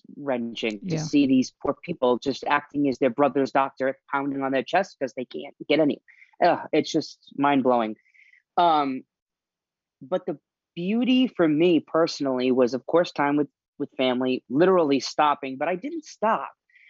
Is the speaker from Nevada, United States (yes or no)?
no; Rhode Island, United States; moved away as an adult; also born or lived in Nashville, Tennessee; I am home in my home state of Rhode Island. I lived in Nashville for many years